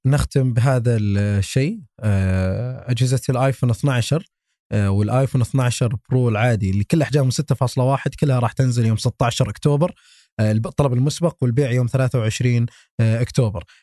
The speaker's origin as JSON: {"language": "Arabic", "country": "Saudi Arabia", "said": "عندنا في السعوديه"}